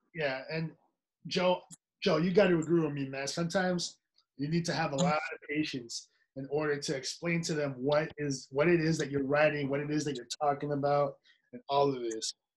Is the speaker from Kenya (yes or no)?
no; Nicaragua; moved away; also born or lived in San Francisco Bay Area; I'm not Mexican, I'm Nicaraguan. I'm from Nicaragua